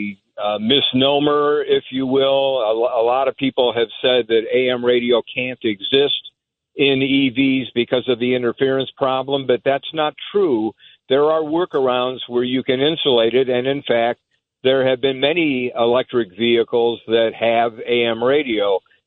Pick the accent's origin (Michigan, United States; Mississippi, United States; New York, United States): Michigan, United States; Detroit; I'm from Detroit